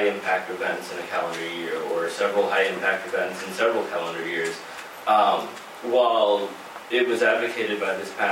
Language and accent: English; New York, United States; I'm a New Yorker, right?